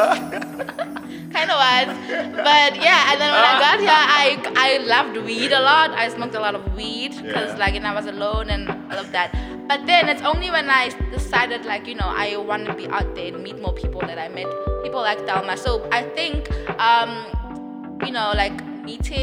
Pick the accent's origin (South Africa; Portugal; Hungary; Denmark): South Africa; Potchefstroom, North West; moved away as an adult; now in Johannesburg, South Africa; I am from the Northwest in a small town called Potchefstroom